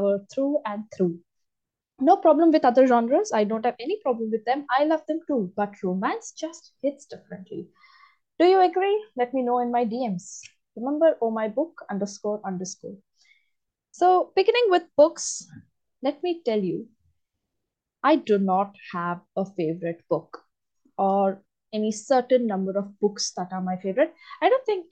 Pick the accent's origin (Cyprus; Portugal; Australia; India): India; I'm from India, and I am an English literature student